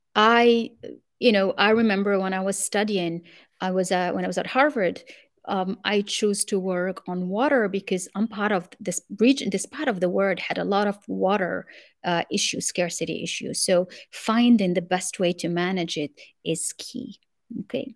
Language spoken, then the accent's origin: English; Morocco; English is a second language; moved away as an adult; also born or lived in France / United States; I grew up in Morocco, and then I went to France to study industrial engineering.